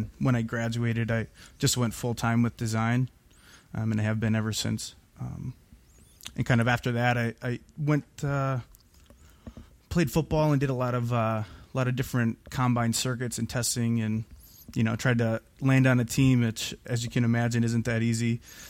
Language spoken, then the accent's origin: English; Green Bay, Wisconsin, United States; I was born and raised in Green Bay. Went to Green Bay East High School. You know, pretty plain middle America here.